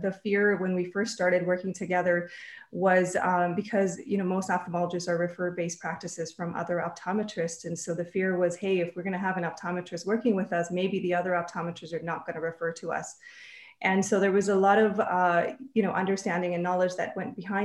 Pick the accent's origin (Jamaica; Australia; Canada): Canada; also born or lived in Minnesota / Texas; now in Vancouver, Canada; we're Canadian, we always kind of wanted to move back to Canada.